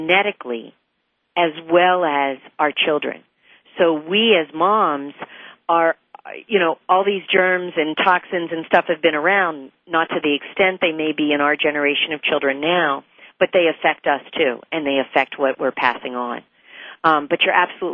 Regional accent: West Virginia, United States; where I grew up in West Virginia

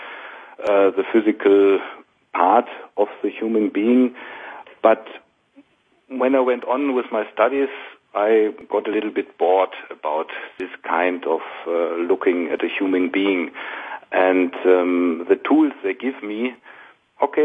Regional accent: Essen, North Rhine-Westphalia, Germany; I went to university in my hometown in the Ruhr Valley in Essen

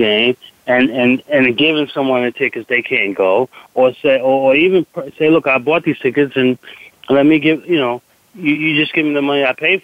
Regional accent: Washington, District of Columbia, United States; I grew up in Washington, D.C.

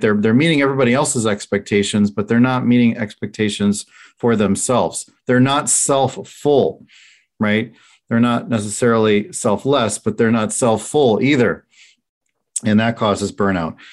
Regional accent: Chicago, Illinois, United States; I'm from Chicago

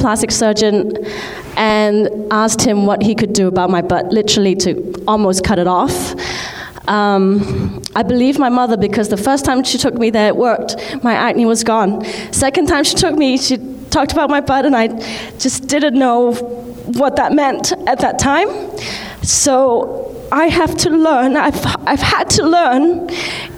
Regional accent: Hong Kong; I'm from Hong Kong. I'm Chinese

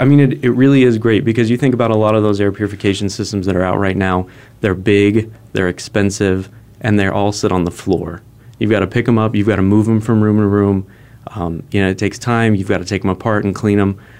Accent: Phoenix, Arizona, United States; moved away; also born or lived in Fullerton, California / San Diego, California; Phoenix, back to my hometown

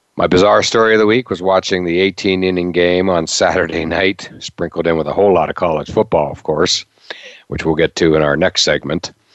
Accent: Pennsylvania, United States; when I was a kid growing up in Pennsylvania

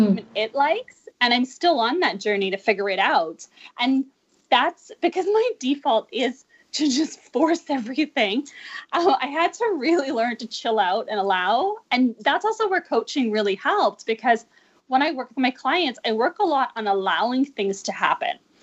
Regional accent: Vancouver, British Columbia, Canada; moved away; I'm originally from Vancouver, and I just got back two years ago

